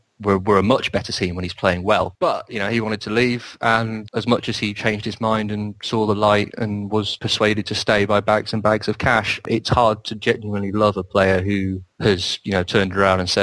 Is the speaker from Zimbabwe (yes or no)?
no; Welsh, Wales, United Kingdom; I'm also Welsh